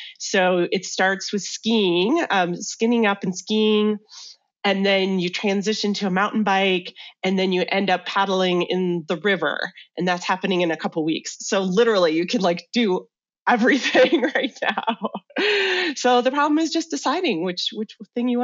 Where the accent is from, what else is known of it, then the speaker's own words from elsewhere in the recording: Michigan, United States; moved away as an adult; also born or lived in Chicago / Washington, District of Columbia, United States / North Carolina; now in Salida, United States; I grew up in the Midwest, though, in Michigan, and made my way out to Colorado in 2000.